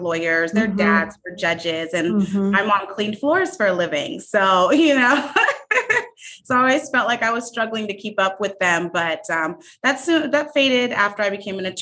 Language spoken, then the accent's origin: English; San Diego, California, United States; moved away as an adult; also born or lived in Arizona; San Diego, California